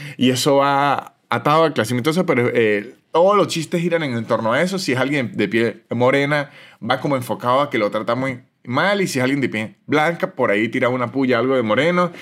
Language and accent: Spanish; San Cristóbal, Táchira, Venezuela; moved away as an adult; de donde soy yo, que es de San Cristóbal, es una ciudad muy de fútbol